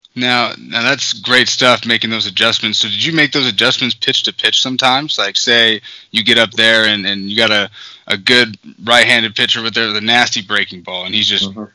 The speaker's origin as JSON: {"language": "English", "region": "Arizona", "country": "United States", "said": "I'm from Arizona"}